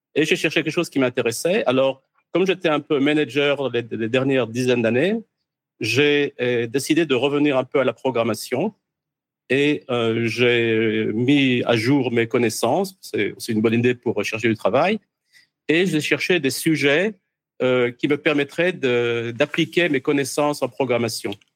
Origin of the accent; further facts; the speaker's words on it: France; moved away as an adult; Je suis né en France. J'ai quitté la France à peu près 40 ans. J'ai fait des études secondaire en France.